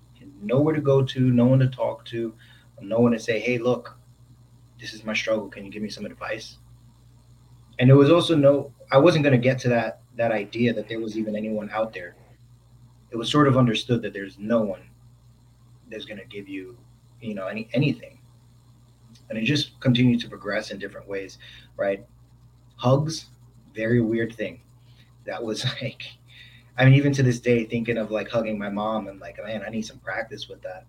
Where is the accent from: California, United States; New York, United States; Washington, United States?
New York, United States; New York City; as a kid, I'm originally from New York, from the Bronx